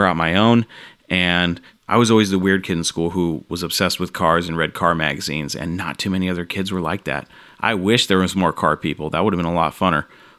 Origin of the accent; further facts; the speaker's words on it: Orlando, Florida, United States; I grew up in Orlando, Florida.